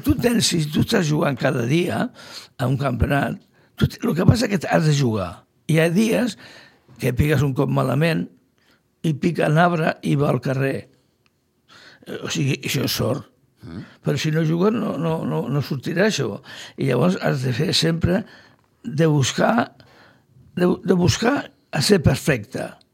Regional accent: Sitges, Catalonia, Spain; soc fill de Sitges, i porto sitges al cor

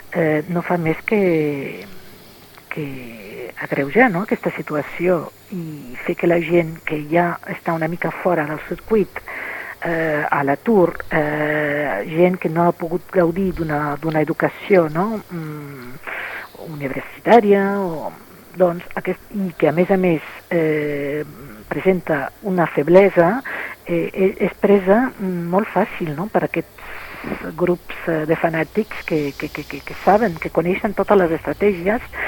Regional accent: France; moved away; com a francesa

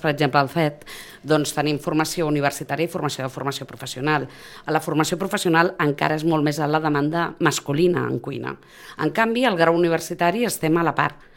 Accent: Sitges, Catalonia, Spain; jo soc sitgetana i soc del Prado de sempre

